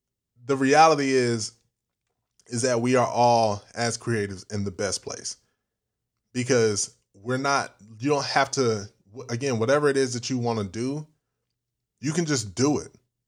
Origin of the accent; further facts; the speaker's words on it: United States; I'm African American. My parents are from Ghana. And growing up in African cultured household, we were only told to be a doctor, be a lawyer, be anything in the medical field.